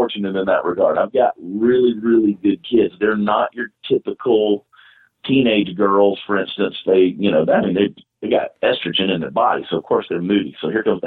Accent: Augusta, Georgia, United States; now in Texas, United States; I'm originally from Augusta, Georgia

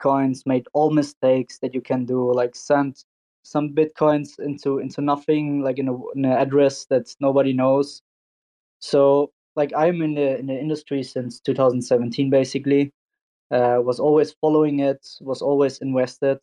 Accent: Turkey; my home country

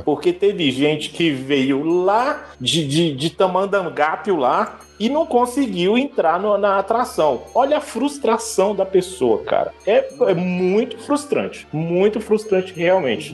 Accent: Brazil; eu sou brasileiro

